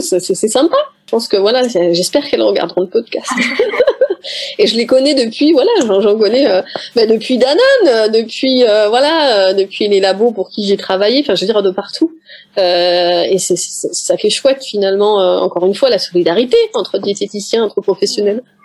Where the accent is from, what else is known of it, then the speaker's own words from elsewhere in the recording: Paris, Île-de-France, France; moved away as an adult; je suis parisienne d'origine, même si je vis dans le sud de la France aujourd'hui